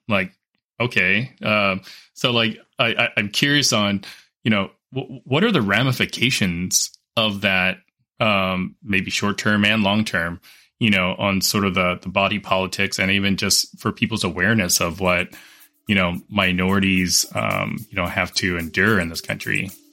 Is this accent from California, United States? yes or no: yes; Los Angeles, California, United States; I grew up in Southern California. Um, I went to public school in L